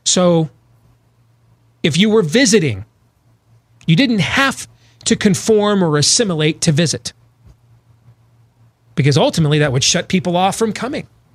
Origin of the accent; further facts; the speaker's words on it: Iowa and Michigan, Midwest, United States; moved away; also born or lived in North Carolina; growing up in Iowa and Michigan